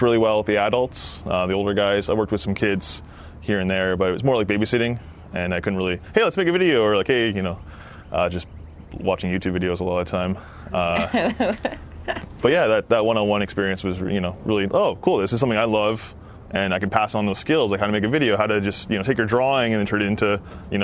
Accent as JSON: {"language": "English", "town": "Peterborough", "region": "Ontario", "country": "Canada", "tie": "born or raised there", "moved": "yes", "lives_now": "Ottawa, Canada", "said": "I grew up in Peterborough, just outside of Peterborough."}